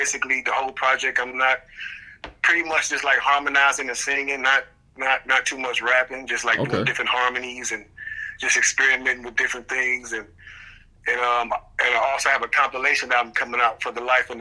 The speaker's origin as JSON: {"language": "English", "town": "Cleveland", "region": "Ohio", "country": "United States", "tie": "born or raised there", "moved": "yes", "said": "a project that I'm doing in Cleveland for my hometown. I'm basically in the process of purchasing my old elementary school."}